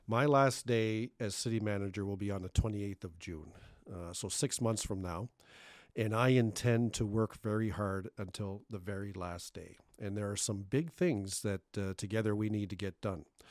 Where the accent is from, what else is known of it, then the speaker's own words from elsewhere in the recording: Thunder Bay, Ontario, Canada; also born or lived in Cape Breton, Nova Scotia; We came here when I was a young teenager in 1981 from Cape Breton. And uh, I, I grew up in Thunder Bay